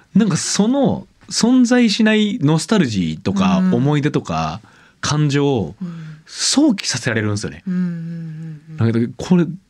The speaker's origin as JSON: {"language": "Japanese", "town": "Hamada", "region": "Shimane", "country": "Japan", "tie": "born or raised there", "said": "僕島根県出身なんですけど"}